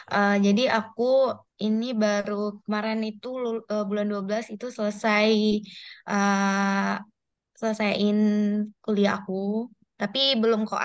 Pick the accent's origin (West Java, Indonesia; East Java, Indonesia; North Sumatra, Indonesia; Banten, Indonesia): North Sumatra, Indonesia; Medan; Aku dari Medan.